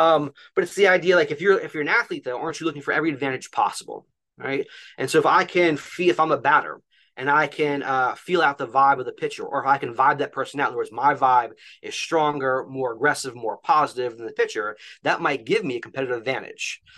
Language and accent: English; New Jersey, United States; moved away as an adult; also born or lived in Philadelphia area; now in Philadelphia, United States; I'm actually originally from North Jersey, and so I grew up